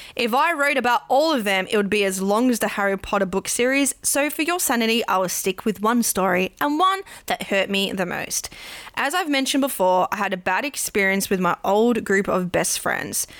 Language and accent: English; Australia; I'm Australian